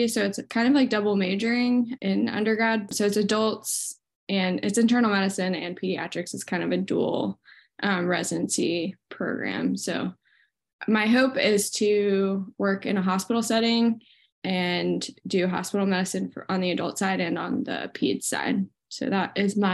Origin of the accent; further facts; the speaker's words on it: Winston-Salem, North Carolina, United States; also born or lived in Atlanta, Georgia; now in Chapel Hill, United States; I'm originally from Winston-Salem and my family lives there still.